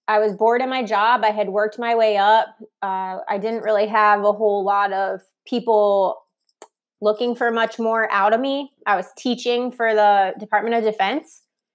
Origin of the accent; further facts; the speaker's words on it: Ohio, United States; also born or lived in New York / Columbus / San Francisco; now in Charlotte, United States; But we're originally from Ohio, near Cleveland. We moved across the country and back. I've lived in New York, Columbus, Ohio, San Francisco, and now Brian and I are here.